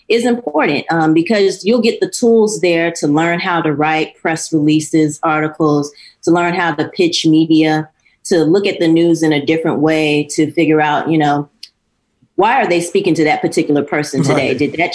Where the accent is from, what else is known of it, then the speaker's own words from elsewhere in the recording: Miami, Florida, United States; It's a little farther away from my hometown in Miami, Florida.